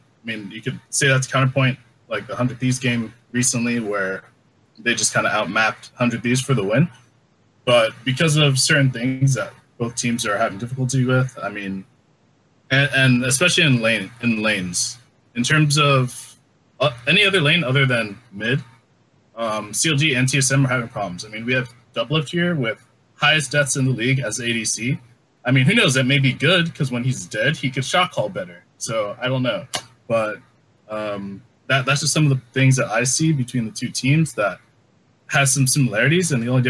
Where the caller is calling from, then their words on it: Jersey City, New Jersey, United States; I'm calling from Jersey City, New Jersey, in the United States.